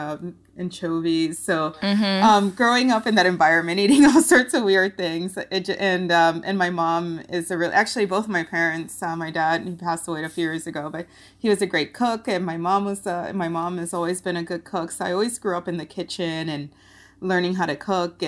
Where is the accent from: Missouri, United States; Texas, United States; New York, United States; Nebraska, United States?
New York, United States; Rochester; also born or lived in Puerto Rico; I grew up in Rochester, New York, I went to high school there.